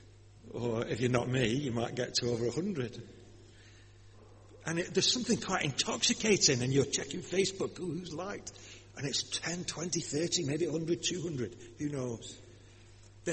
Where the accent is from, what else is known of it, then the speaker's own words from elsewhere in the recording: Lancashire, North West England, United Kingdom; accent: Lancashire; My accent, you see. Being from Lancashire